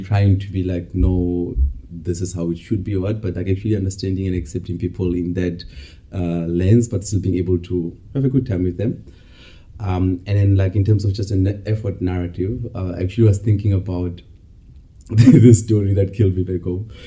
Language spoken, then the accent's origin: English; Bloemfontein, Free State, South Africa; moved away as an adult; also born or lived in Cape Town; I'm um, from South Africa, um, a land full of many amazing dancing people, no lies. um, I grew up in uh, Bloemfontein, but for the past while I've been in Cape Town